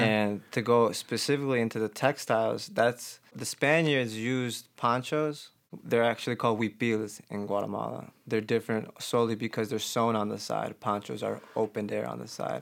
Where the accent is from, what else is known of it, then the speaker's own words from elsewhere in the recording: Chicago, Illinois, United States; I'm from Albany Park, North Side, so it was very diverse.